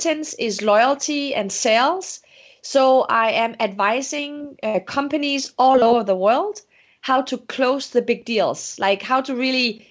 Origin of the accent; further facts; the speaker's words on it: Denmark; English is a second language; moved away as an adult; also born or lived in Morocco; now in United States; I'm from Denmark. I was Moroccan Danish